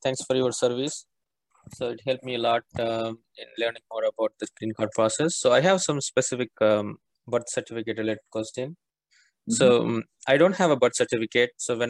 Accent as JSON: {"language": "English", "region": "Tamil Nadu", "country": "India", "moved": "as an adult", "lives_now": "United States", "said": "I'm from Tamil Nadu state."}